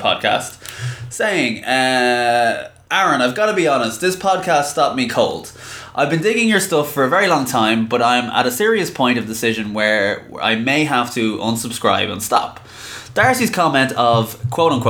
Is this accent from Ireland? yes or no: yes; Ireland; I am from Ireland, born and raised